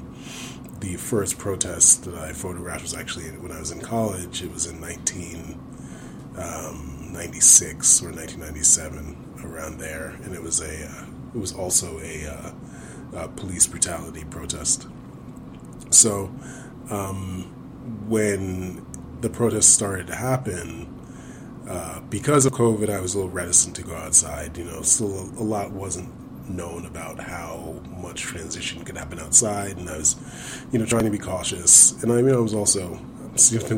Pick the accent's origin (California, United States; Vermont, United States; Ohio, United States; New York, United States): New York, United States; Brooklyn; I am from Brooklyn, New York